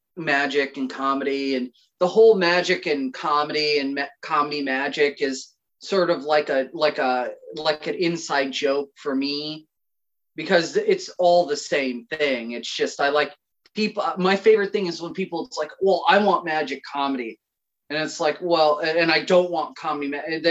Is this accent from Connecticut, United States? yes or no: yes; Connecticut, United States; Right now it's cold and depressing, and every day bleeds into one another, and you can go to Starbucks and order a seasonal depression latte, and it doesn't pick up here until spring.